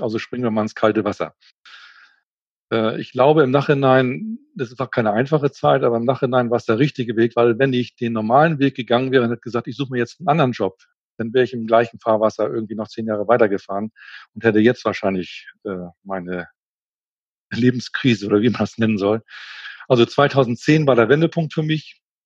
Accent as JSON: {"language": "German", "region": "Schleswig-Holstein", "country": "Germany", "also_born_or_lived": "Hamburg", "said": "Ich komme aus Norddeutschland, genau gesagt aus Schleswig-Holstein, komme aus einer Handelsfamilie"}